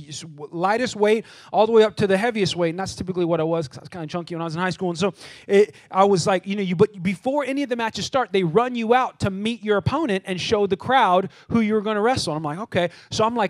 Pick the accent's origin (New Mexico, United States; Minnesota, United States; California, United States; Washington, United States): California, United States; moved away as an adult; now in Texas, United States; I'm from California